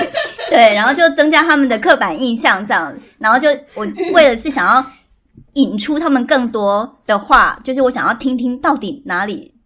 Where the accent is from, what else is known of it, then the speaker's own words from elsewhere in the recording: central Taiwan, Taiwan; moved away; 因为我是中部人